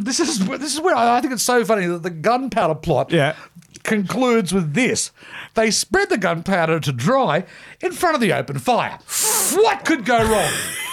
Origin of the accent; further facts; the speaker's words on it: Australia; even as an Aussie kid, we got taught that one at school